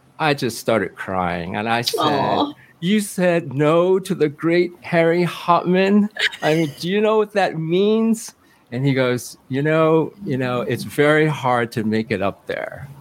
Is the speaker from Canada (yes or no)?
no; Hong Kong; now in New York, United States; I was born in Hong Kong